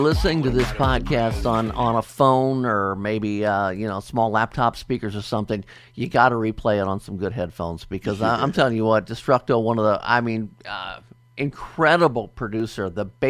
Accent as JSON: {"language": "English", "town": "Dayton", "region": "Ohio", "country": "United States", "tie": "born or raised there", "said": "Right here in Dayton, Ohio, my hometown."}